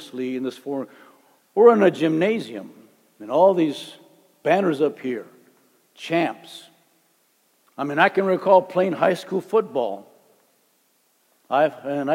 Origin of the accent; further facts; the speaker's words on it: Calexico, California, United States; I'm from Calexico. Calexico is like way down